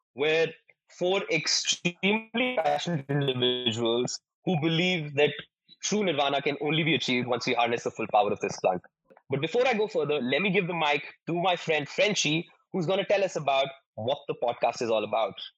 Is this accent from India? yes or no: yes; India; We're Indian